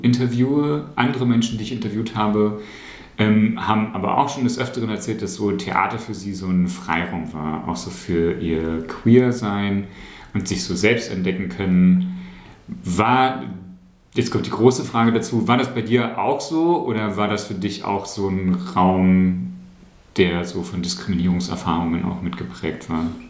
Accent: Saxony-Anhalt, Germany; ich komme ja aus Sachsen-Anhalt

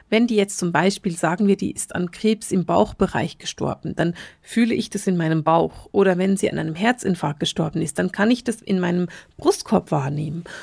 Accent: Bern, Switzerland; Ich bin in Bern aufgewachsen und man sagt über die Menschen in Bern, dass sie ganz langsam sprechen.

